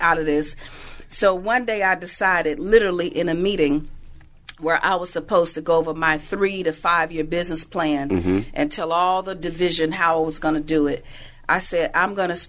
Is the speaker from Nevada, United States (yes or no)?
no; Chicago, Illinois, United States; I was born and raised in Chicago.